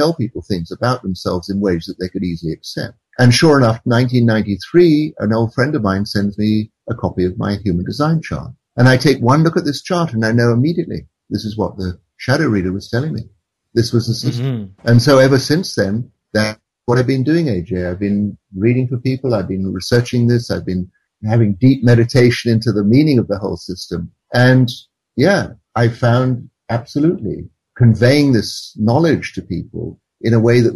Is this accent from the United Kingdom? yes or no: yes; England, United Kingdom; moved away as an adult; also born or lived in India; how I grew up in England